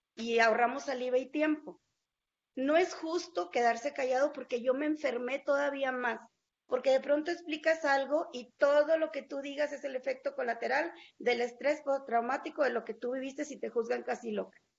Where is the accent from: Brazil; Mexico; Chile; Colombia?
Mexico; no solamente aquí en mi país, incluso cuando estuve fuera del país